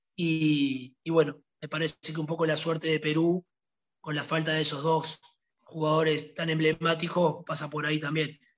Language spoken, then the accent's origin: Spanish; Uruguay; also born or lived in Italy